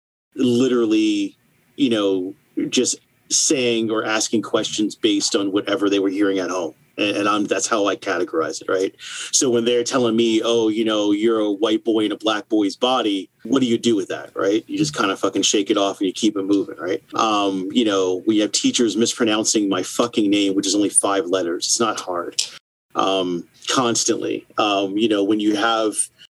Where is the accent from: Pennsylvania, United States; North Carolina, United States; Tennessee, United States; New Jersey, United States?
New Jersey, United States; I was born in New Jersey and I went to grade school in Jersey.